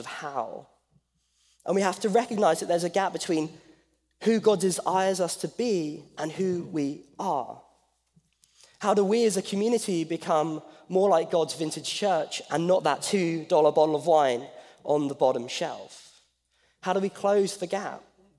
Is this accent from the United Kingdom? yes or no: yes; England, United Kingdom; moved away as an adult; now in Pasadena, United States; I'm from England. I'm not from Australia